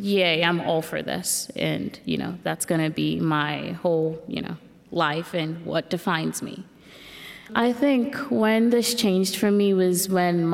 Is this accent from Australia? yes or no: no; Nigeria; moved away; I grew up in Nigeria